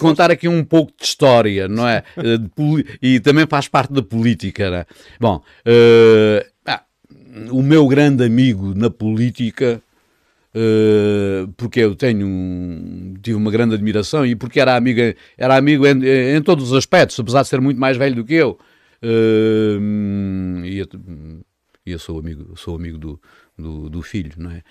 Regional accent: Vila Nova de Milfontes, Alentejo, Portugal; moved away as an adult; also born or lived in Lisbon; à minha terra, à, à, minha freguesia

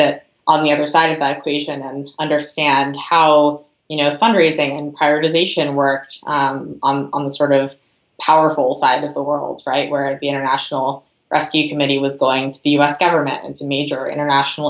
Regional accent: Berkeley, California, United States; also born or lived in Santa Barbara, California; I grew up in Berkeley, California.

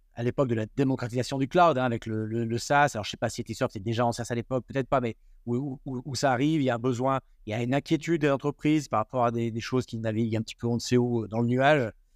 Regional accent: Grenoble, Auvergne-Rhône-Alpes, France; moi je suis grenoblois

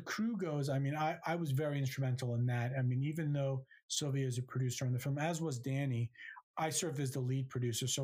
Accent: New Jersey, United States; growing up in New Jersey, right next to New York City

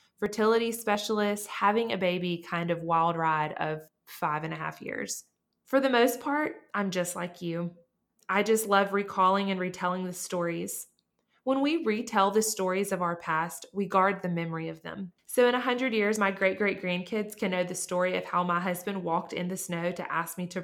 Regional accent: Montgomery, Alabama, United States; I was born and raised in Montgomery, Alabama.

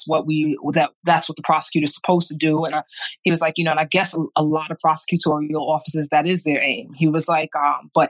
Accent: New York City, New York, United States; I grew up in Brooklyn.

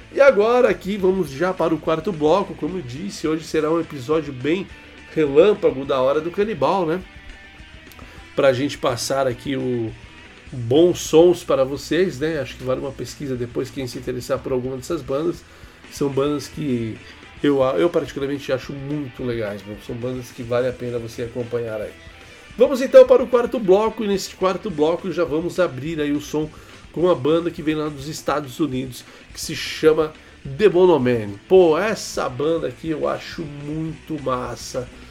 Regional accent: Itatiba, São Paulo, Brazil; lá da minha cidade, né, meu? Lá de Itatiba

